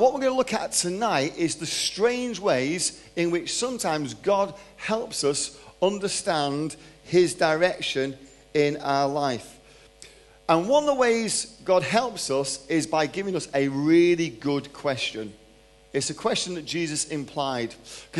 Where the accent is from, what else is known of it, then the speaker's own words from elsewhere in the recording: Manchester, North West England, United Kingdom; moved away as an adult; also born or lived in London; now in Texas, United States; I'm 53 years old, from Manchester, born in London, grew up in Manchester, moved to Texas 13 years ago